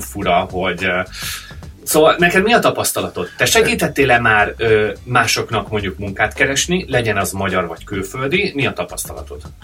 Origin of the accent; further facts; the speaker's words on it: Hungary; moved away; egy nyelvet beszélünk, magyarok vagyunk